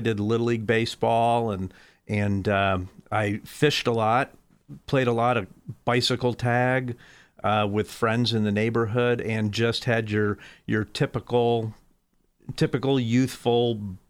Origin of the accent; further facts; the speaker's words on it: West Haven, Connecticut, United States; also born or lived in Brooklyn / Fort Wayne; I was born in New York, in Brooklyn, New York, at Maimonides Hospital, and lived in New York till I was 2 years old when my parents moved to West Haven, Connecticut, which is the home of Yale University, basically.